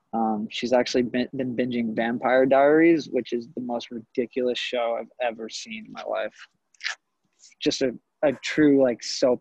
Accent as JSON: {"language": "English", "town": "Stony Brook", "region": "New York", "country": "United States", "tie": "born or raised there", "said": "I am from Stony Brook, New York. I went to Warden Melville High School."}